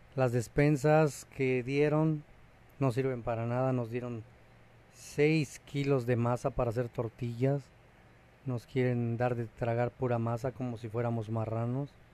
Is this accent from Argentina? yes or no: no; Mexico; now in Cancún, Mexico; uno como mexicano